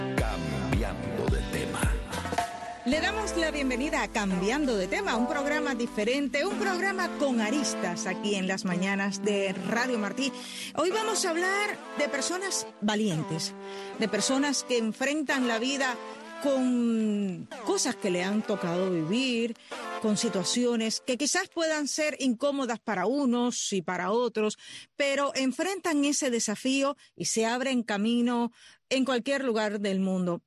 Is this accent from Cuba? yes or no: yes; Cuba; Como muchos de los que nacimos en lo que llamamos en Cuba el campo